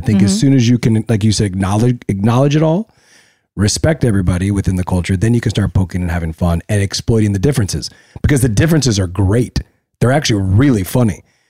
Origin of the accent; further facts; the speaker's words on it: La Puente, California, United States; I grew up in Los Angeles. I grew up in La Puente. So I funny enough, I grew up around nothing but Mexican.